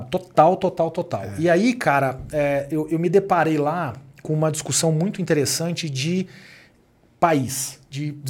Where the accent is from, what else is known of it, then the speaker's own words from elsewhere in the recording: Uberaba, Minas Gerais, Brazil; moved away as an adult; also born or lived in São Paulo / Switzerland; Eu sou um cara do interior, sou de Uberaba, Minas